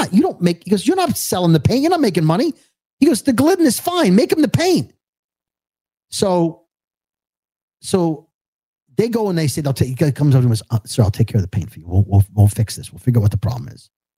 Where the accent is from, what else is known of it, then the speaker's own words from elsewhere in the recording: New York City, New York, United States; that's how I speak. I'm from Brooklyn